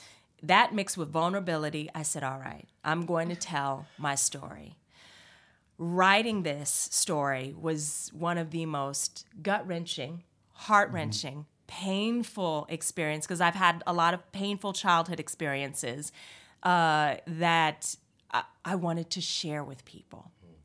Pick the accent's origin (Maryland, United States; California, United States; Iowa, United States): California, United States; I grew up in California, so my experience is very unique. It's very multicultural, and I understand that.